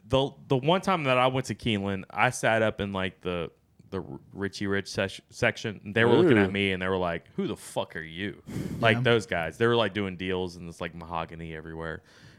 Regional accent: Louisiana, United States; Besh, I'm from Louisiana.

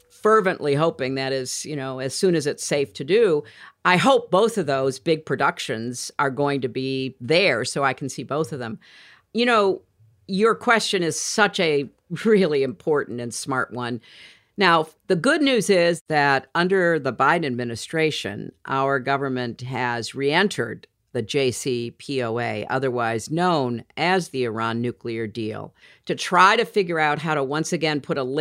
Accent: United Kingdom; And as a Brit, James, you know, one of the things that I did last winter

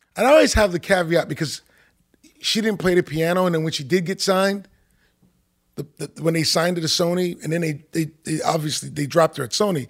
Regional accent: New York City, New York, United States; also born or lived in Manhattan; I spent m, my, my life in, in, in Queens, in Queens Village, um, right off of Jamaica, Jamaica, Queens

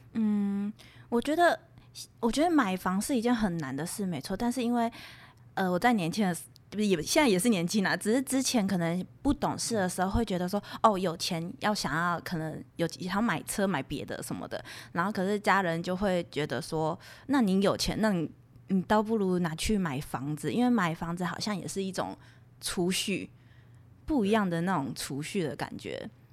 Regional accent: Xizhi, New Taipei, Taiwan; 因为戏子我小时候就在那里了，那时候是会淹水的耶

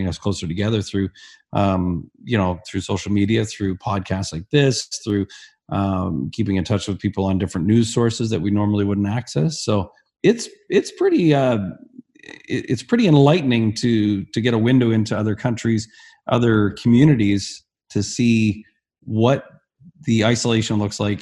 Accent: Barrie, Ontario, Canada; also born or lived in Alberta; my hometown of Barrie, when I was about 16

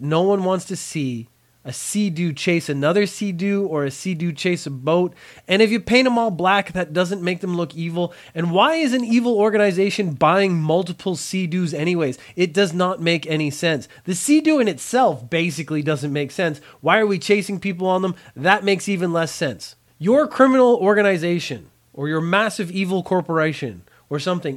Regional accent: Canada; also born or lived in Ireland; I grew up in Canada

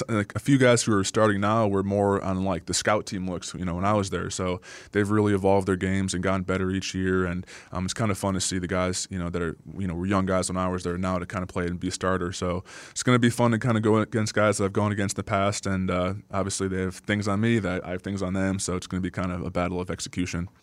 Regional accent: United States; moved away; also born or lived in Green Bay, Wisconsin; my hometown's about three hours south of Green Bay

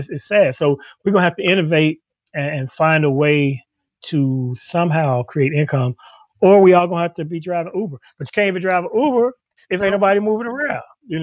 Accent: Chicago, Illinois, United States; Chicago as opposed to escaping my hometown

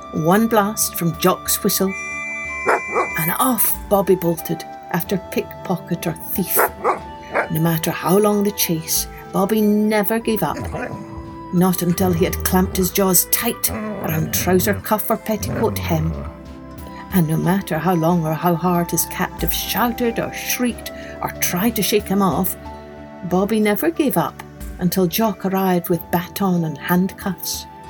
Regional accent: Scotland, United Kingdom; when I was a wee girl growing up in Scotland

